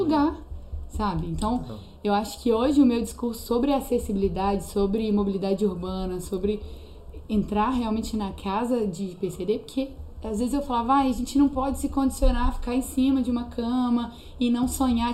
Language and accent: Portuguese; Venda Nova do Imigrante, Espírito Santo, Brazil; moved away as an adult; now in Belo Horizonte, Brazil; lá na minha cidade, tipo, lá no Espírito Santo em si, eu era conhecida como a menina que teve câncer.